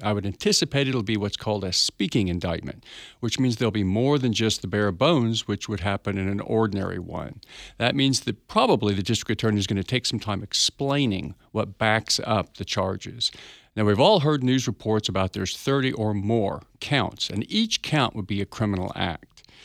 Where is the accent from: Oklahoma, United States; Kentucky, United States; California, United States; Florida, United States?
Oklahoma, United States; Tulsa; I'm from Tulsa, Oklahoma. I'm an attorney here, been here about, oh, all my life